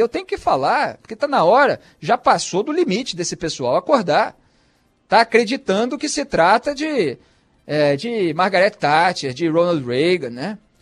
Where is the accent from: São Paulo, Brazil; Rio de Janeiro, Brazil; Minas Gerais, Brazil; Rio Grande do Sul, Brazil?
Rio de Janeiro, Brazil; eu como carioca